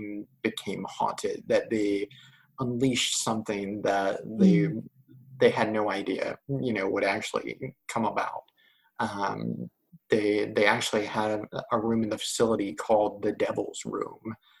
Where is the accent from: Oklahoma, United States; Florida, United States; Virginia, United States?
Virginia, United States; hometown with Horn Harbor; other places in my hometown